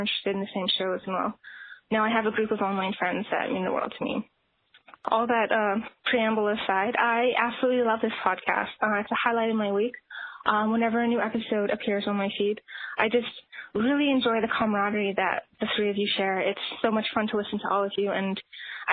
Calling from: Northwest Territories, Canada; I'm calling you from the Northwest Territories in Canada

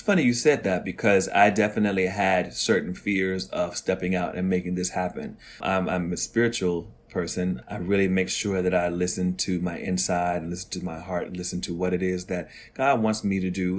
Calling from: New York City, New York, United States; I'm calling from Harlem, New York City

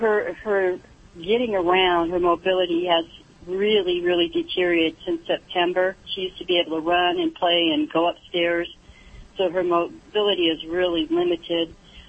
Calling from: California, United States; I'm actually calling from Orange County, California.

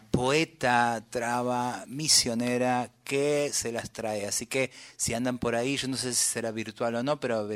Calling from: Mexico; desde México, pegada a mi oreja a brotecitos

